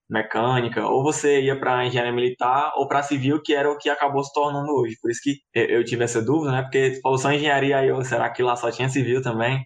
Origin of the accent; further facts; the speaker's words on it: Fortaleza, Ceará, Brazil; now in Caucaia, Brazil; eu não nasci, né, no interior, já nasci aqui. Em, na verdade, eu moro em Calcaia, não moro em Fortaleza.